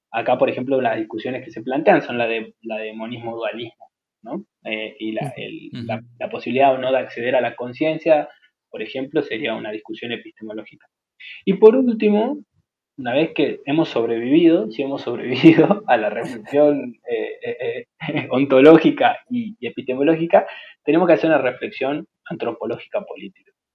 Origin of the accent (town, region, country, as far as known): Argentina